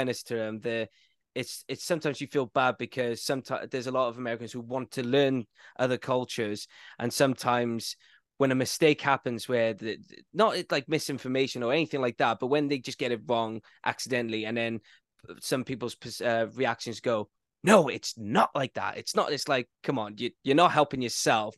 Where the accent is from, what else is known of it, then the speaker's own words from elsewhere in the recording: Wales, United Kingdom; I'm from Wales